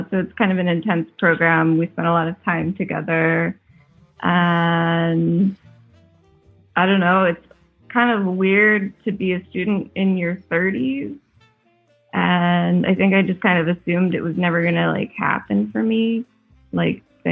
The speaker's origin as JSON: {"language": "English", "country": "United States", "moved": "as an adult", "lives_now": "Spain", "said": "don't know if you can tell from my accent, I'm an American. I live in Europe"}